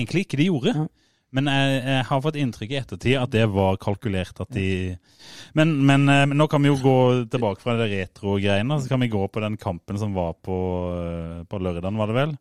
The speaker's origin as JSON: {"language": "Norwegian", "town": "Fevik", "region": "Agder", "country": "Norway", "said": "Eller jeg er jo fra Fevik."}